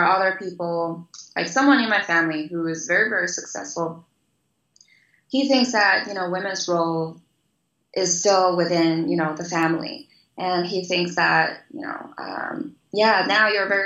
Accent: China; moved away as an adult; also born or lived in United States; Before I was 18, I grew up in China

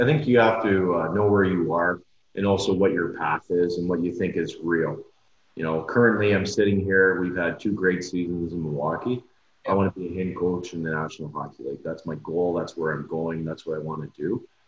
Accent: North Bay, Ontario, Canada; moved away; we're both from North Bay originally

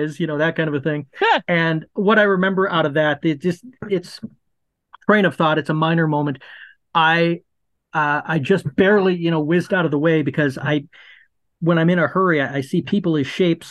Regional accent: Minnesota, United States; I am from Minnesota.

